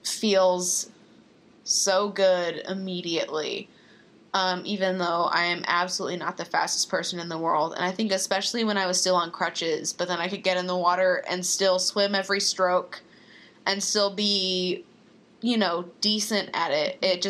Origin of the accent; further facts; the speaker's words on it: Texas, United States; Well, I'm from Texas.